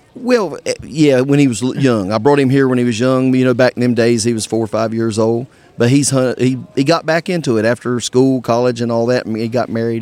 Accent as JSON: {"language": "English", "town": "Charlotte", "region": "North Carolina", "country": "United States", "said": "I'm from uh, like Charlotte, North Carolina."}